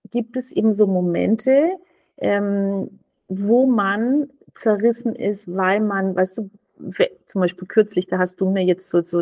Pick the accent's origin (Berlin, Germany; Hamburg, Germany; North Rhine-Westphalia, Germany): Berlin, Germany; Ich war Berlinerin und fertig.